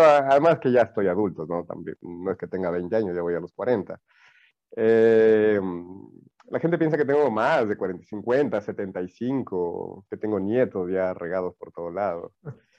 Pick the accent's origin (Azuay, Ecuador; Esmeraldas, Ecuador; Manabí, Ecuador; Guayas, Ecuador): Manabí, Ecuador; El Carmen; also born or lived in Chone; now in Loja, Ecuador; yo soy de Manaví, yo soy manavita. yo, nací en, eh, yo nací en el Carmen.